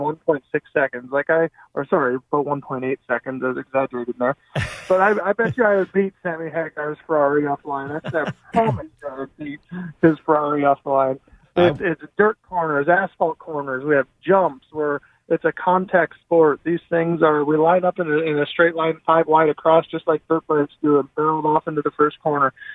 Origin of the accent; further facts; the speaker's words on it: Canada; I grew up in Canada, raced snowmobiles and everything growing up